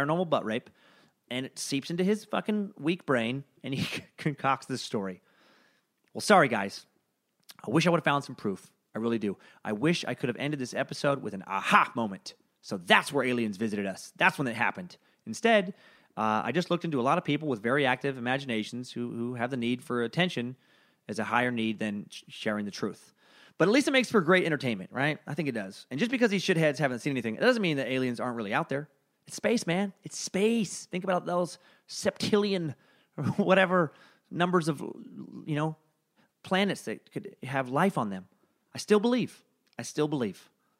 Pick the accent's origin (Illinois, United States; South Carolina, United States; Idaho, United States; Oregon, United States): Idaho, United States; Maybe it's because I'm from Northern Idaho, a hotbed of conspiracy theory.